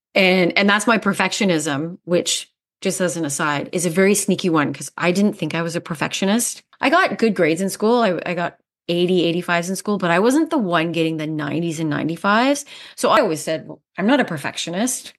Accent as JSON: {"language": "English", "country": "Canada", "also_born_or_lived": "South Africa", "moved": "as an adult", "said": "I'm Canadian, and I moved to South Africa in two thousand nine on a whim"}